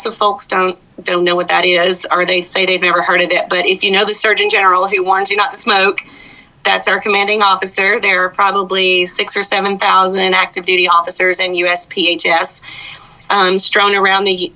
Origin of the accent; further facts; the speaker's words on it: the South, United States; moved away as an adult; also born or lived in Fort Collins, Colorado / Chicago; I was raised in the South